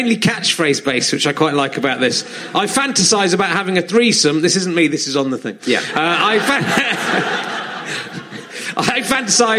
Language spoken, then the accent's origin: English; Yorkshire and the Humber, United Kingdom; I was born in Yorkshire